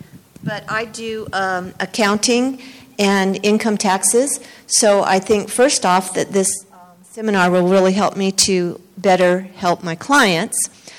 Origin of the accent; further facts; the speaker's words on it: Southern California, United States; I'm from California, Southern California.